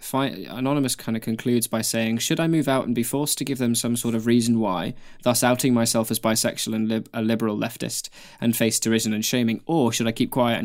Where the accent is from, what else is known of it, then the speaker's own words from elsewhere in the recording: Taiwan; first language Mandarin Chinese; English is a second language; moved away as an adult; now in New Zealand; I was born and raised in Taiwan and only moved to New Zealand a couple of years ago for university. Chinese Mandarin is my native language